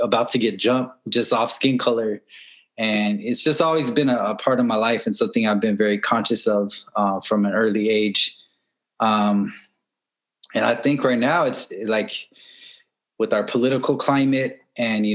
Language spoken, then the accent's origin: English; San Gabriel Valley, California, United States; I grew up in the San Gabriel Valley, just like east of East LA, south of Pasadena